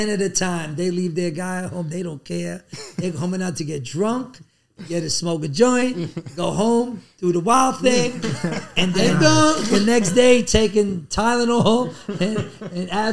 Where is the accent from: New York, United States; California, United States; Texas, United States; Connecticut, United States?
New York, United States; New York City; I feel it's part of my culture because I grew up in the South Bronx